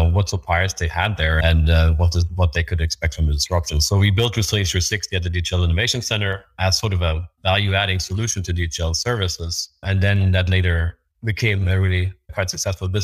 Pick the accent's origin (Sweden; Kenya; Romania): Sweden; moved away; my home country, Sweden